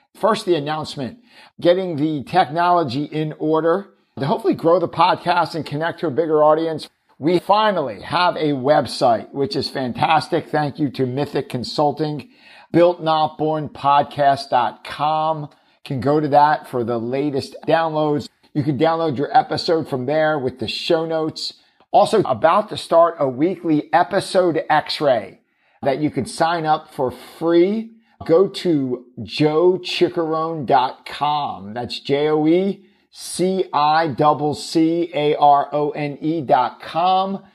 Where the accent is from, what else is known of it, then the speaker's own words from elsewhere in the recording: Philadelphia, Pennsylvania, United States; my hometown of Philly